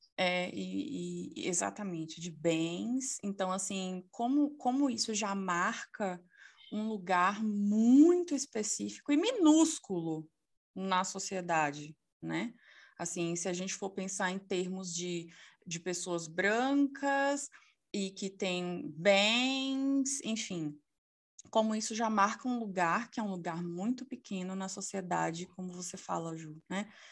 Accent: Salvador, Bahia, Brazil; sou soteropolitana

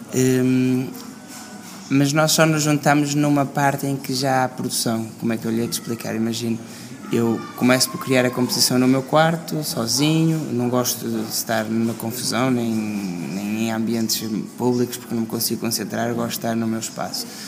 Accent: Porto, Norte, Portugal; no norte porque é de onde eu sou

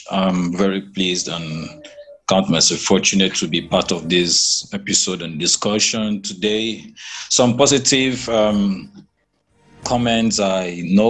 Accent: Okuni, Cross River, Nigeria; I'm from the Efik Axis, Cross River, Okuni precisely, in a Komloku government area of Cross River State, Nigeria.

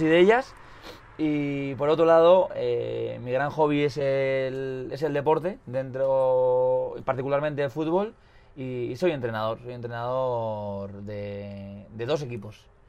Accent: Hondarribia, Basque Country, Spain; now in Pamplona, Spain; vivo en Iruña, pero soy de Ondarribi

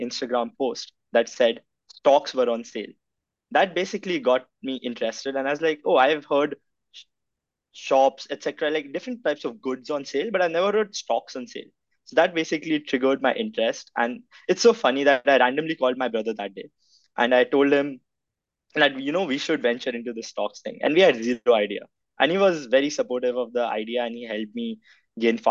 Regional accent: India; now in Toronto, Canada; I'm from India

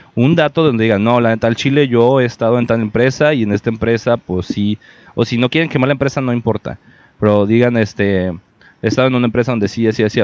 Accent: Mexico; para todos como mexicanos

